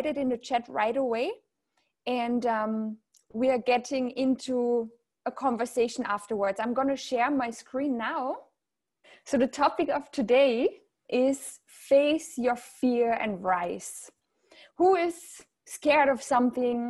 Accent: Austria; accent: German; English is a second language; moved away as an adult; also born or lived in south of France / Riviera Maya, Mexico; now in France; I'm from Austria originally. You might hear a certain German accent. And I live in the south of France now

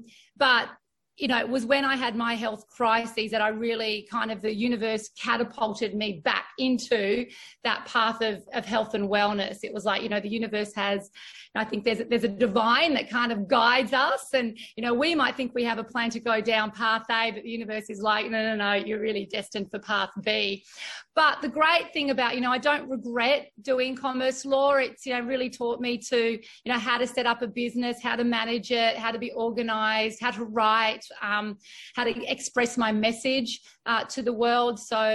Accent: Australia; like my nationality of being Australian with my Greek ethnic, you know, my ethnicity, and being really proud of that today

